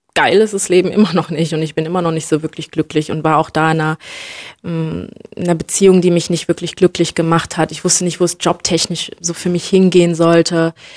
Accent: Germany; ich bin in, in Deutschland äh, geboren und aufgewachsen

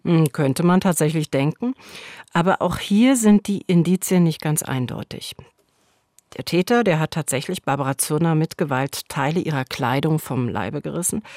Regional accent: Berlin, Germany; ich bin in Berlin Mitte groß geworden

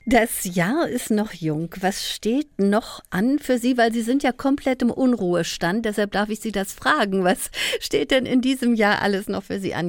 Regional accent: Berlin, Germany; als Berlinerin

